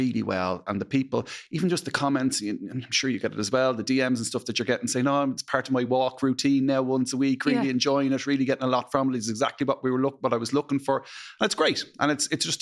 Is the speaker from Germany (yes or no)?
no; Dublin, Leinster, Ireland; I grew up just near Roselawn. Roselawn Inn, Brompton is where I grew up